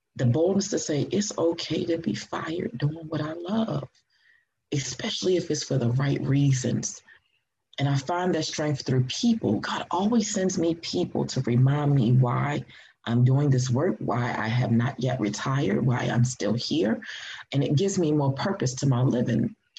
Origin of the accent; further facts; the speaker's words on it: Baltimore, Maryland, United States; also born or lived in Atlanta, Georgia; I was born here in Baltimore, uh, raised here in Baltimore